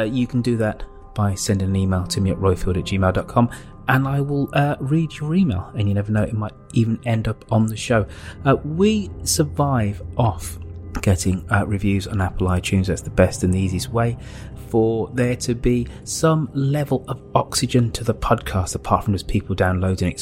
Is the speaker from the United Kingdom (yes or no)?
yes; United Kingdom; as a Brit